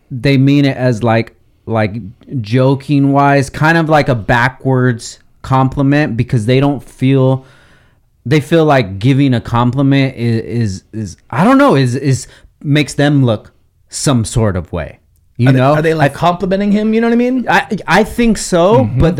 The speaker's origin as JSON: {"language": "English", "town": "Oxnard", "region": "California", "country": "United States", "tie": "born or raised there", "said": "Because I remember, like, I'm born and raised in Oxnard."}